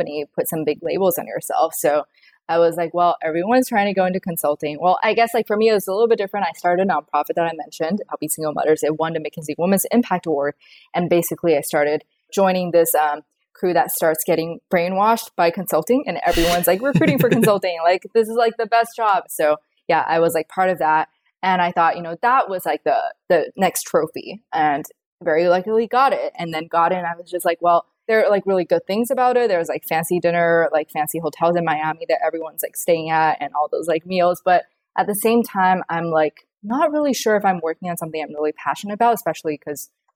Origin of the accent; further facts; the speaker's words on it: China; moved away; also born or lived in Los Angeles, United States / New York, United States; I grew up in China, so I'm like fully bilingual